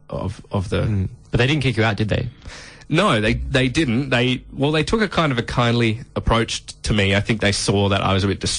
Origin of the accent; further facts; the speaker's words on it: Adelaide, South Australia, Australia; So I did meet an Aussie who told me that my accent uh, sounded like a, a, British accent because I was from Adelaide.